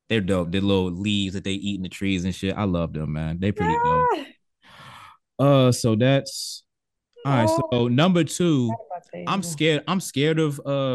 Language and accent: English; United States; because it's like we're American.